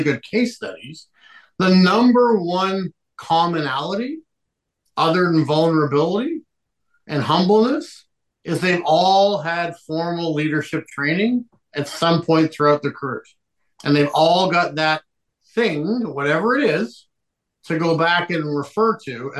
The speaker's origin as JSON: {"language": "English", "town": "Liverpool", "region": "North West England", "country": "United Kingdom", "moved": "yes", "said": "I'm originally from Liverpool, England"}